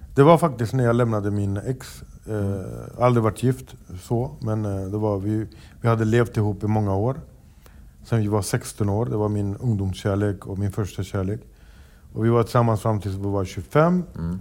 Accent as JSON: {"language": "Swedish", "town": "Stockholm", "region": "Stockholm County", "country": "Sweden", "tie": "born or raised there", "said": "jag föddes uppvuxen i Rinkeby och det var inte mitt fel att jag föddes där."}